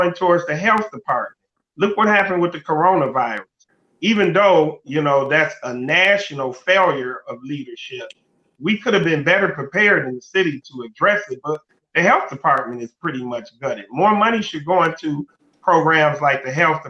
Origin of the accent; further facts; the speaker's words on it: Detroit, Michigan, United States; I'm from Detroit